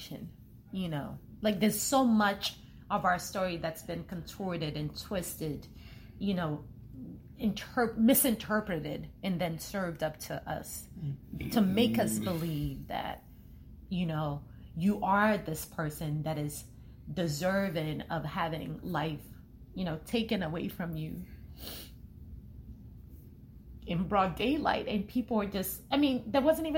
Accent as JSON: {"language": "English", "country": "Nigeria", "said": "I'm Nigerian"}